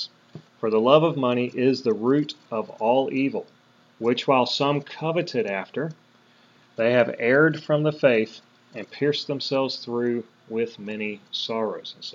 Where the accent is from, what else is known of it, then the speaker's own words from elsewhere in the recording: United States; We were born and raised in America